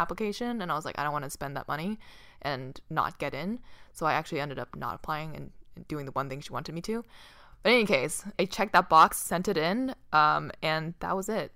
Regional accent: Boston, Massachusetts, United States; moved away as an adult; I grew up in Boston.

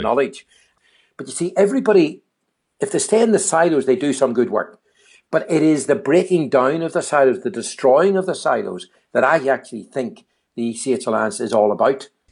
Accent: Northern Ireland, United Kingdom; moved away; my home country again called Age, N I, Age Northern Ireland

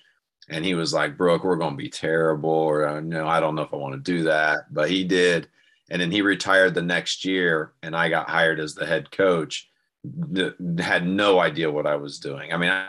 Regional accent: St. Paris, Ohio, United States; So I grew up in St. Paris, Ohio. It's a little country, Champaign County, rural area.

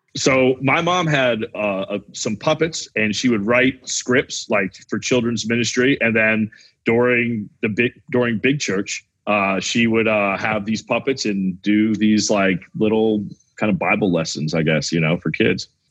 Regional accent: the South, United States; I grew up in the South

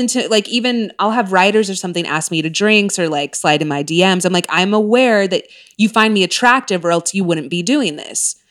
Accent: Orange County, California, United States; moved away; also born or lived in Texas / Castle Rock, Colorado; growing up in Orange County

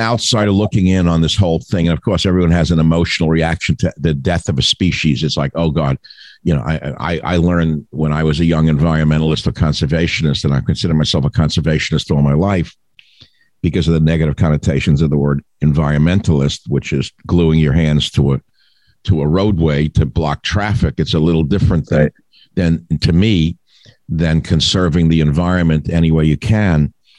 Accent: New York, United States; when I grew up in New York.

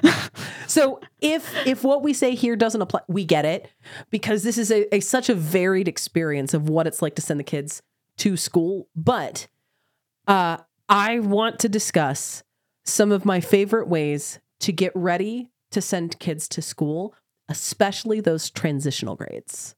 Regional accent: Oklahoma, United States; I have was born in Oklahoma. I grew up in Oklahoma

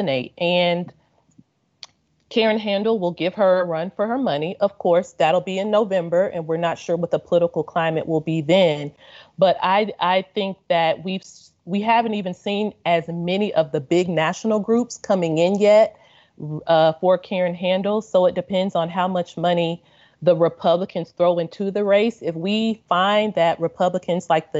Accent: Kentucky, United States; now in Washington, D.C. area, United States; Kentucky, my home state

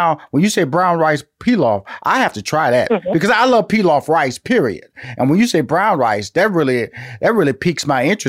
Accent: Houston, Texas, United States; now in Atlanta, United States

